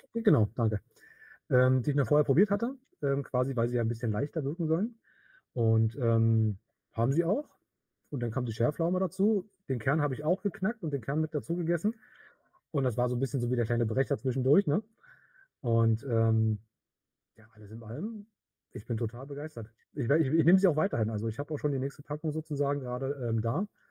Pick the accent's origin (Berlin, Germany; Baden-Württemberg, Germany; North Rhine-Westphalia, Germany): Berlin, Germany; komme aus Berlin